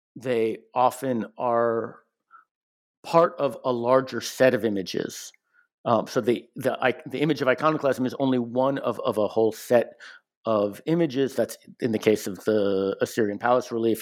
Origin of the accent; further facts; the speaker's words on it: United States; I'm an American